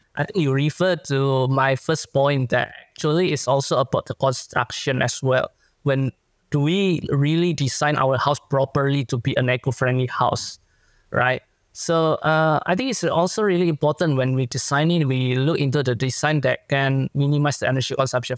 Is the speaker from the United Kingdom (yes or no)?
no; Indonesia; now in Australia; my home country in Indonesia